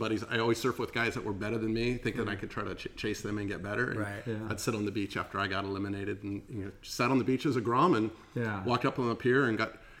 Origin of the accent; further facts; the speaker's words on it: Fountain Valley, California, United States; I grew up actually in Fountain Valley.